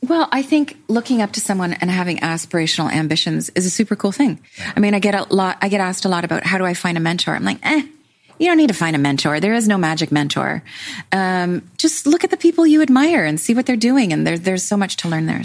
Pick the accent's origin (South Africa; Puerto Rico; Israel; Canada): Canada; I'm Canadian.